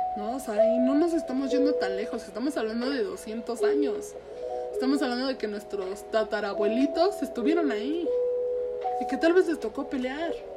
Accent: Mexico; nuestra identidad como mexicanos

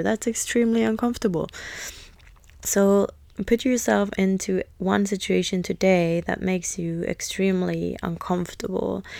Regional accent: Finland; moved away as an adult; also born or lived in London, United Kingdom / United States; when I moved out from Finland and moved to London when I was eighteen to be an au pair

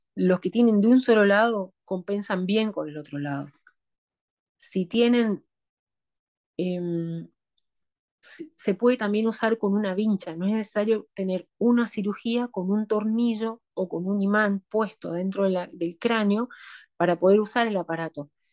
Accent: Argentina; moved away as an adult; now in Nanterre, France; me fui de Argentina a Francia

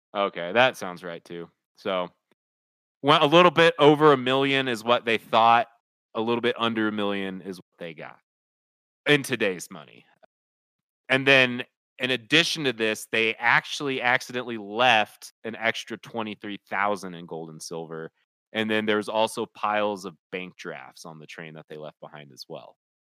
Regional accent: Kansas City, United States; I grew up in Kansas City

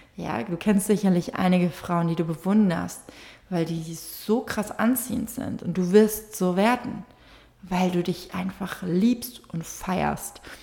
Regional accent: Fehmarn, Schleswig-Holstein, Germany; moved away; auf Fehmarn war, auf, da wo ich herkomme

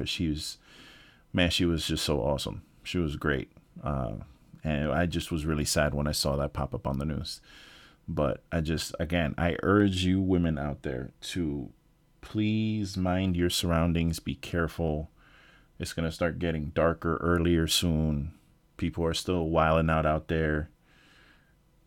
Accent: New York, United States; moved away; I'm from New York originally

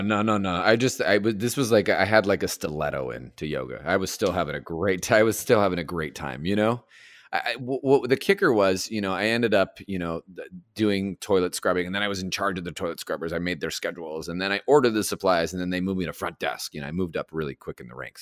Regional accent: Los Angeles, California, United States; also born or lived in Alhambra, California; I was born in the uh, Garfield Medical Center, which is in Alhambra, and then I grew up in Monterey Park and Echo Park, and just kind of all over there

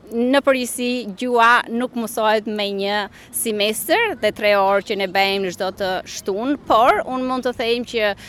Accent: Pogradec, Korçë County, Albania; moved away as an adult; also born or lived in Toronto, Canada; now in Melbourne, Australia; una vetë jam e origin nga Pogradeci, por e martuar në Korçë, që atje kam lëvizur në Toronto për shumë vite dhe që andej kam lëvizur këtu.

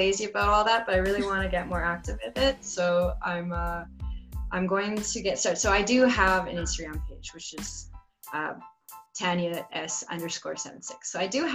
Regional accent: Canada; in Canada too, we have the French section

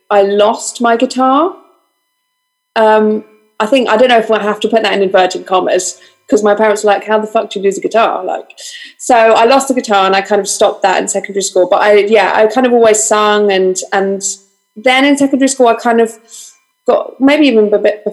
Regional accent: London, United Kingdom; I was born and raised in this exact house in North London, but I'm a Greek Cypriot

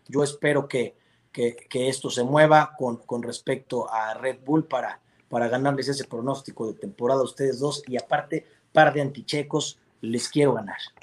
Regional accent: Mexico; somos mexicanos

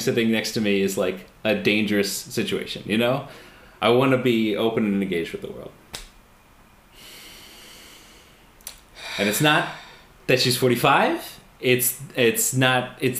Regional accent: United States; I'm American

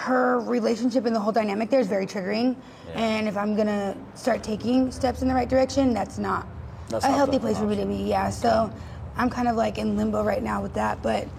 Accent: Maryville, United States; I'm from here originally. I was born in Maryville

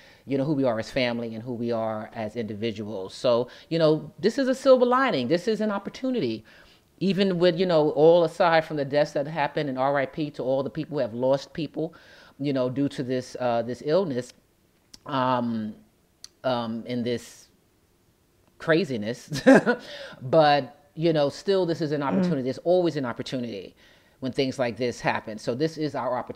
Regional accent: United States; as Americans

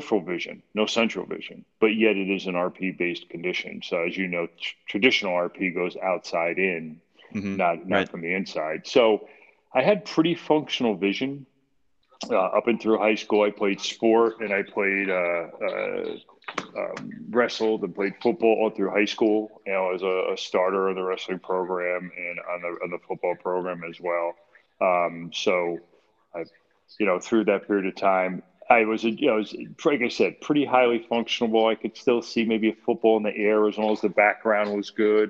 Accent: Clifton, New Jersey, United States; also born or lived in Millburn, New Jersey; Born and raised in Clifton, New Jersey, 1963

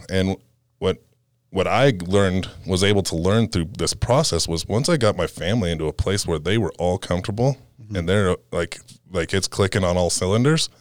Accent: Fresno, California, United States; moved away as an adult; now in Colorado, United States; originally born and raised in, uh, Fresno, right outside of Fresno, California

